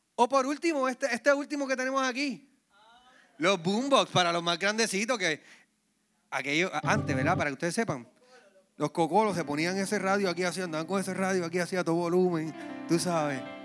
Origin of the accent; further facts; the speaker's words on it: Puerto Rico; Recuerdo cuando pequeño, en Villa Palmera, la parte de abajo, Luisito, vivió conmigo allí